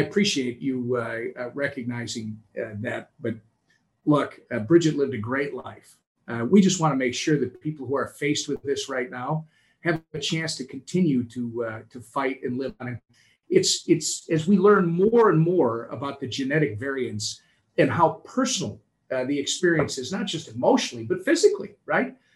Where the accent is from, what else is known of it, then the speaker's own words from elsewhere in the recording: Minnesota, United States; here in my home state of Minnesota